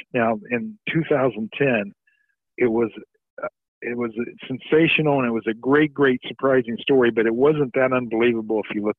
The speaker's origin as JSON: {"language": "English", "region": "Indiana", "country": "United States", "said": "I'm from Indiana."}